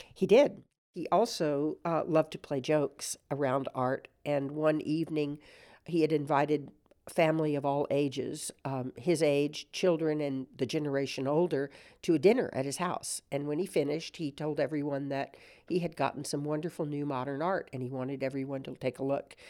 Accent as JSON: {"language": "English", "town": "San Antonio", "region": "Texas", "country": "United States", "tie": "born or raised there", "said": "as a little girl growing up in San Antonio"}